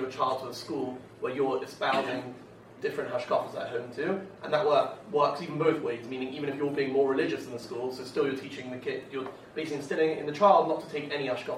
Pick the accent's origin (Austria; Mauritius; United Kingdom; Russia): United Kingdom; London; I come from London